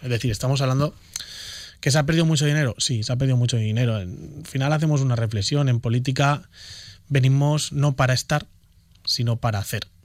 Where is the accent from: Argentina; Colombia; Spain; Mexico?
Spain; Elche, Valencian Community; Nadie me tiene que decir a mí qué es lo que necesita Carrús, que es el barrio en el que he estado viviendo 28 años de mi vida